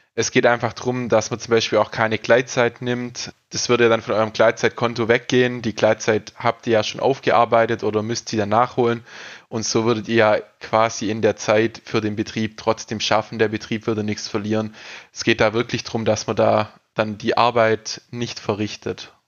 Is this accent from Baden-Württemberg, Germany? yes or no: yes; Ostalbkreis, Baden-Württemberg, Germany; Ich bin aus dem Ostalbkreis quasi, aus dem Landkreis